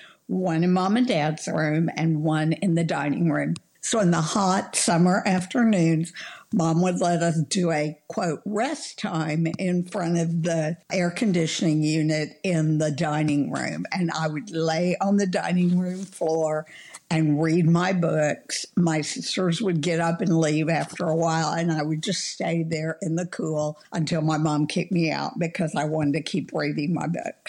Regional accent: Oklahoma City, Oklahoma, United States; now in College Station, United States; I grew up in Oklahoma City, Oklahoma, and it was hot in the summer. And in the 50s, when I grew up, the houses weren't centrally air conditioned.

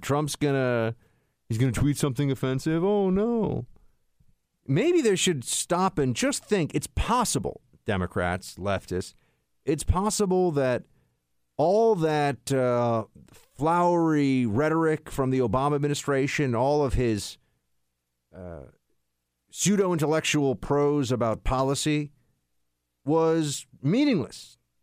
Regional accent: New York City, New York, United States; I'm, I'm from New York City

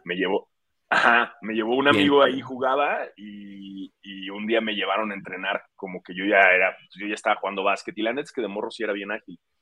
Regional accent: Mexico

